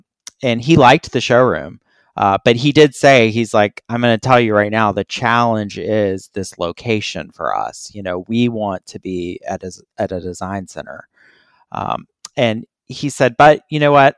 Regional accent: Atlanta, Georgia, United States; I'm from Atlanta.

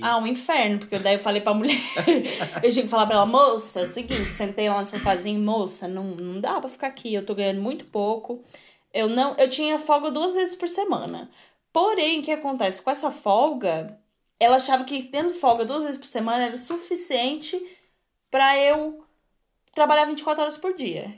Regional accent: Torres, Rio Grande do Sul, Brazil; moved away as an adult; also born or lived in Birmingham, England; now in England; eu sou de Torres, tá? Rio Grande do Sul, só pra falar que eu sou gaúcha

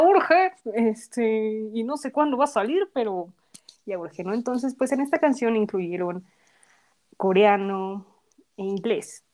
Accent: Mexico; first language Spanish; nosotras somos mexicanas y pues cantamos en español porque pues es nuestro idioma y donde nacimos

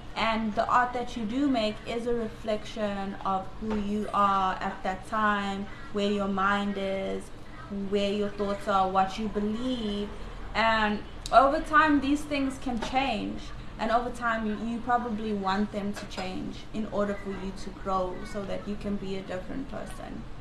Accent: South Africa; I'm from South Africa

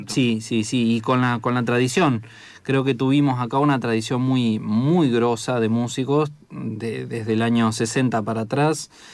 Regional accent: Chivilcoy, Buenos Aires Province, Argentina; Yo soy de Chivilcoy, que es por ahí cerca

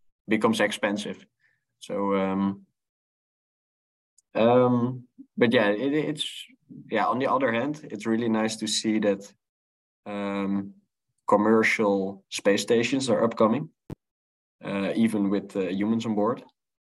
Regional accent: Netherlands; I grew up in the Netherlands in Europe

